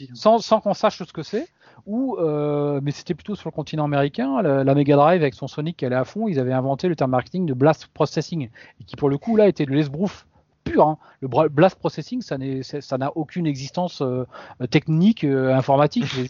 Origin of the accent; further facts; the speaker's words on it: Sarladais, Nouvelle-Aquitaine, France; moved away; je suis de la Cambrousse à l'époque. Je, dans, je vivais dans le Sarladé, euh, magnifique région